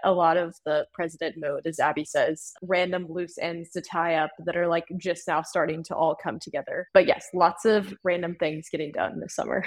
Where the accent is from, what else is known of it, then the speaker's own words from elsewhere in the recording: Winston-Salem, North Carolina, United States; I grew up in North Carolina